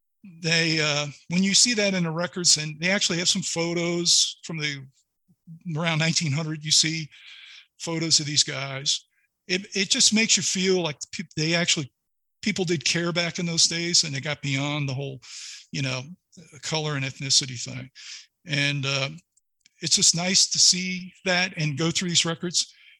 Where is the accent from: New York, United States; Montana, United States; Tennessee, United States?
New York, United States; New York City; Growing up in New York City area with all kinds of different people from all different backgrounds.